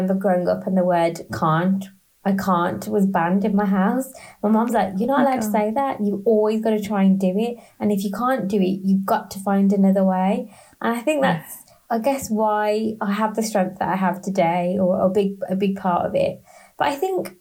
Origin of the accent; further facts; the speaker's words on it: Birmingham, West Midlands, United Kingdom; first language English; now in London, United Kingdom; I always describe myself as a very proud Brummie. So I'm from Birmingham in the UK, who lives in London.